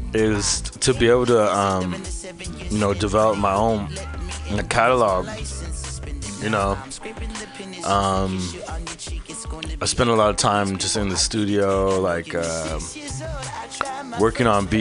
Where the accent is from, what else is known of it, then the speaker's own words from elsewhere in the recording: San Francisco, California, United States; I'm from the Bayview